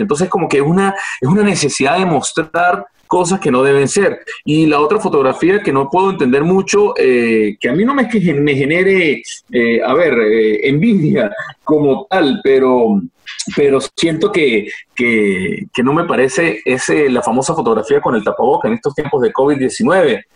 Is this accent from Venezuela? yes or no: yes; Venezuela; now in Spain; nosotros como venezolanos